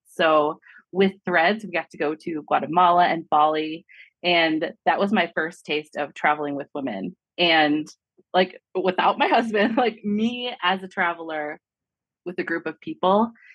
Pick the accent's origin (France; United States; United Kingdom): United States; Michigan; now in Colorado, United States; I grew up in Michigan.